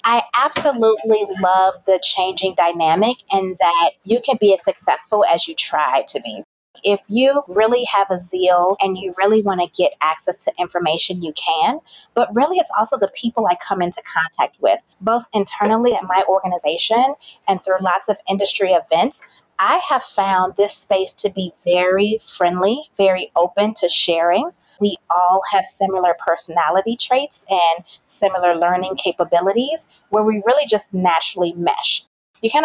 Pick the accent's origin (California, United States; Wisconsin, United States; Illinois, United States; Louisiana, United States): Illinois, United States; Chicago; accent: Southern twang; So I am from Chicago, which is where I currently reside. Don't mind the accent. I went to school in Southern Illinois and picked up like a Southern twang. So people are never really sure where I am from.